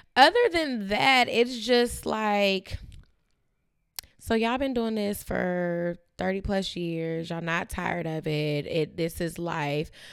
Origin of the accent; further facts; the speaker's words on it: Bay Area, California, United States; growing up in the Bay Area